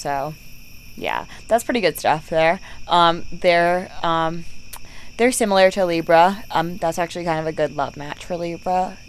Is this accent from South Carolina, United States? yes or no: no; Boston, Massachusetts, United States; I grew up in Boston, like, outside of Boston.